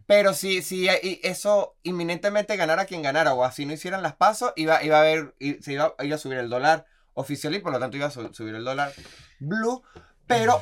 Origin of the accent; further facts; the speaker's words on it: Venezuela; also born or lived in Colombia; now in Argentina; como venezolano